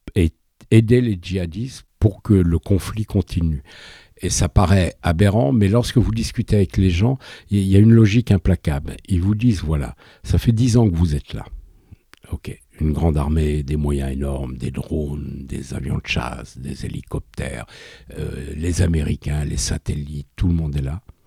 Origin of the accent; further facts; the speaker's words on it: France; je suis français